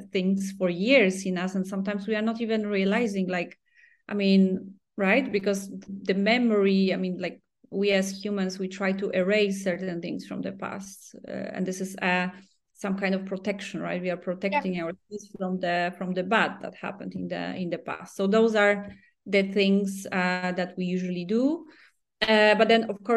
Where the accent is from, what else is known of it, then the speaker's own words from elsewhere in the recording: Poland; moved away; We are both from Poland